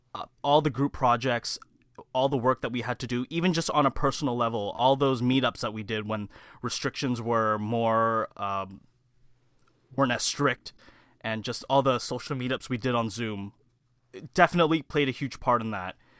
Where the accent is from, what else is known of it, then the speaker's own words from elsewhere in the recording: Mississauga, Ontario, Canada; born and raised right here in, uh, the Heartland Town Center area here